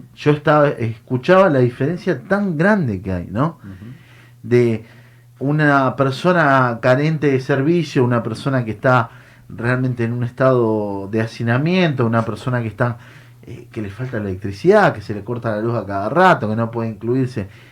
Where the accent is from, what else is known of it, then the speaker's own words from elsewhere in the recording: Mendoza, Argentina; moved away as an adult; also born or lived in Buenos Aires; yo soy un, hombre del interior, vengo de Mendoza